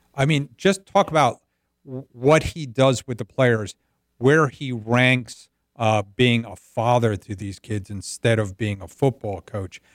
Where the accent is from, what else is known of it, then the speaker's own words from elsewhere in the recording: New Jersey, United States; I'm from the Northeast. I'm from New Jersey.